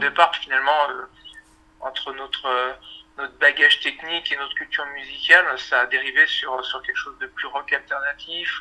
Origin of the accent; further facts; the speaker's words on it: Chambéry, Auvergne-Rhône-Alpes, France; On vient de Chambéry, en Savoie